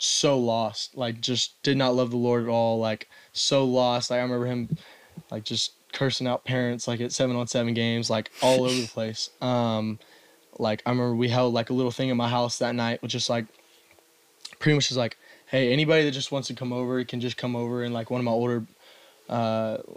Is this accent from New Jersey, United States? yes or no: no; Austin, Texas, United States; moved away as an adult; I grew up in Austin, Texas